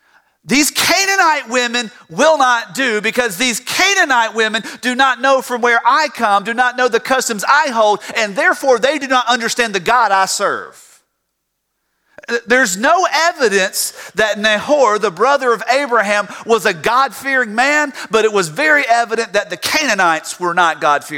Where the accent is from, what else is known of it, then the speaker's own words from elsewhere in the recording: Tifton, Georgia, United States; now in Fairburn, United States; I grew up in Tifton, Georgia.